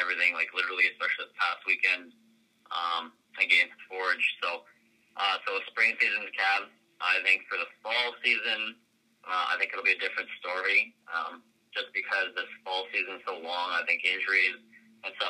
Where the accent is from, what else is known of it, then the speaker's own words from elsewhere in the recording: Winnipeg, Manitoba, Canada; I'm from Winnipeg and I was born after the Fury were moved, so I didn't have a local club to support